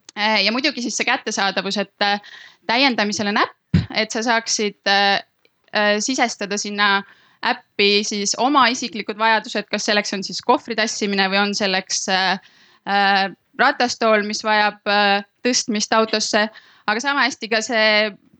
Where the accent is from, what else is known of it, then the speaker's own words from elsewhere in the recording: Tallinn, Harju County, Estonia; me oleme ise kõik Tallinnast